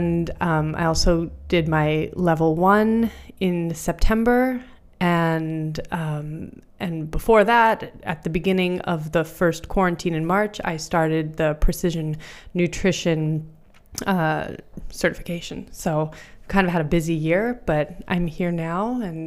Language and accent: English; Canada; moved away as an adult; now in Berlin, Germany; I'm originally from Canada, and I've been in Berlin